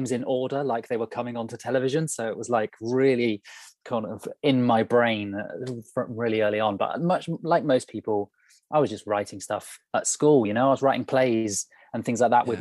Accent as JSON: {"language": "English", "town": "Burnham-on-Sea", "region": "South West England", "country": "United Kingdom", "tie": "born or raised there", "also_born_or_lived": "London", "said": "I grew up in Somerset, so on the coast, small town called Burnham-on-Sea"}